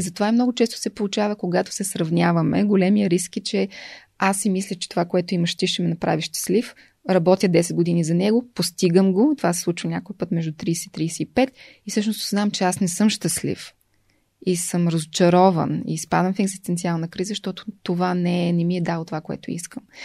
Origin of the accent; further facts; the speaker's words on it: Velingrad, Pazardzhik Province, Bulgaria; also born or lived in Sofia / Blagoevgrad; В София съм родена, но във Велинград съм отраснала